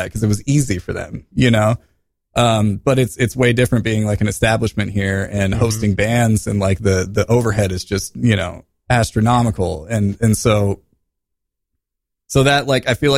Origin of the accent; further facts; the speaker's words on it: Midwest, United States; now in New York City, United States; we're from the Midwest where things are a lot different